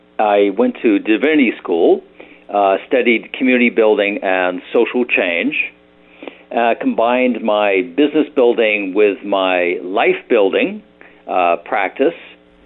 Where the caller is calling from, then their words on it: Berkeley, California, United States; Berkeley, California.